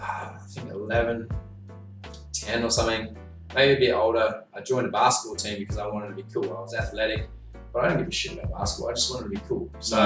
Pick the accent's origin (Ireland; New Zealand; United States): New Zealand; also born or lived in South Africa; we moved to New Zealand when I was about 6 years old. Mm. So I grew up in New Zealand.